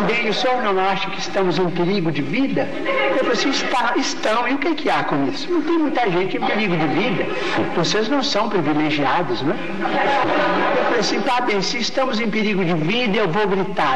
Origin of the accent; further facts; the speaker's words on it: Pedro Leopoldo, Minas Gerais, Brazil; moved away as an adult; now in Uberaba, Brazil; Pedro Leopoldo, a terra onde nasci